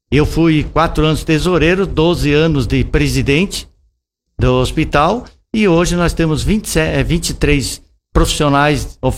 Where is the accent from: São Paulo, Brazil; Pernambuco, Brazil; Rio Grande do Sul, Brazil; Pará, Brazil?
Rio Grande do Sul, Brazil; Passo Fundo; Eu sou natural de Passo Fundo, mas sempre que passei por aqui, sempre levei coisas bonitas